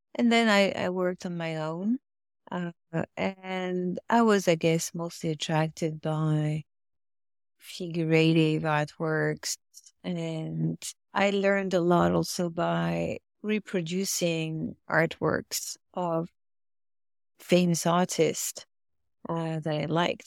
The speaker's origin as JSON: {"language": "English", "town": "Paris", "region": "Île-de-France", "country": "France", "tie": "born or raised there", "second_language": "English", "moved": "as an adult", "lives_now": "United States", "said": "I grew up near Paris"}